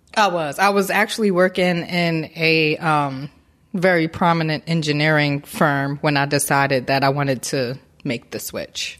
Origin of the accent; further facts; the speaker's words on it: Newark, New Jersey, United States; now in Baltimore, United States; I am originally from Newark, New Jersey, Brick City in the building